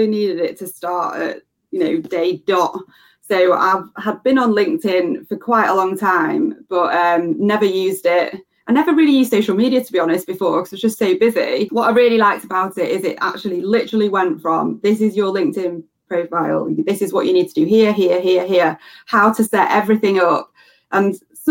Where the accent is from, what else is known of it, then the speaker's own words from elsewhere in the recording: United Kingdom; I'm obviously British